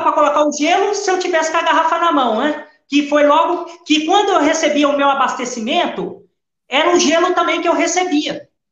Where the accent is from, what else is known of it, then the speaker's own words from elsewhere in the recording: Brazil; moved away as an adult; now in Portugal; eu sou brasileiro